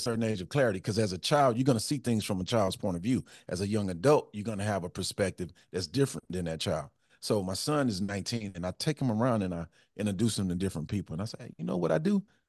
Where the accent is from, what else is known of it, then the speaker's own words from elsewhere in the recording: Houston, Texas, United States; I grew up in Fifth Ward.